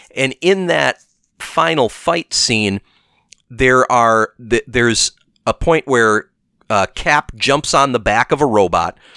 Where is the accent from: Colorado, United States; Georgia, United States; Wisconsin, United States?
Wisconsin, United States; Milwaukee; we're from there